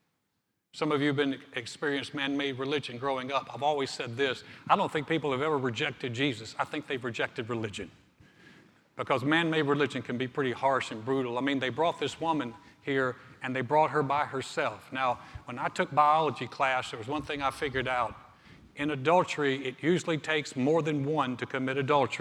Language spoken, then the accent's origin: English; Greensboro, North Carolina, United States; moved away as an adult; now in Texas, United States; my hometown of Greensboro, North Carolina